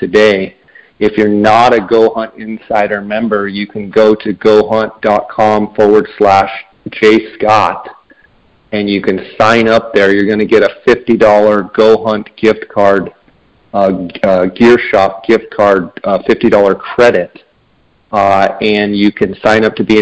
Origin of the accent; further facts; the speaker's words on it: Phoenix, Arizona, United States; here in my hometown of Phoenix